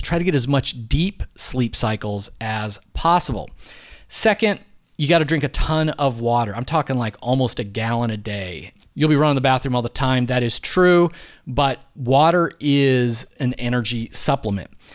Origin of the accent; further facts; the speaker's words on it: Philadelphia, Pennsylvania, United States; I'm from Philadelphia